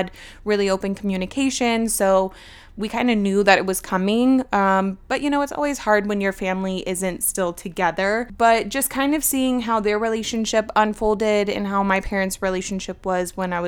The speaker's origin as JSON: {"language": "English", "region": "Georgia", "country": "United States", "tie": "born or raised there", "also_born_or_lived": "Virginia", "said": "I was born in Virginia, and when I was 5, I moved here to Georgia."}